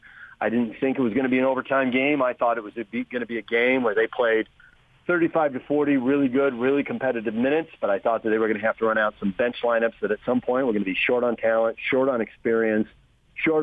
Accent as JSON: {"language": "English", "region": "Southern California", "country": "United States", "tie": "born or raised there", "moved": "yes", "lives_now": "Utah, United States", "said": "I grew up in Southern California"}